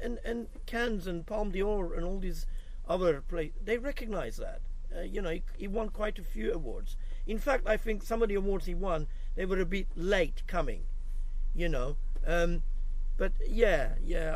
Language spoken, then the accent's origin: English; Cyprus; I'm actually from Cyprus